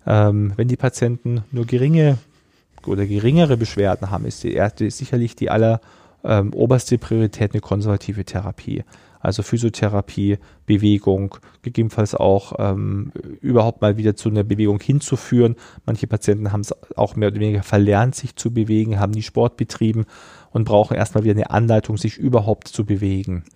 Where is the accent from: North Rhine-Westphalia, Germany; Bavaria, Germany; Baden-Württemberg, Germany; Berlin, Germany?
Bavaria, Germany; Rosenheim; also born or lived in Braunschweig/Wolfsburg region; now in Braunschweig, Germany; bin ich ja in Rosenheim aufgewachsen, also fast in den Bergen.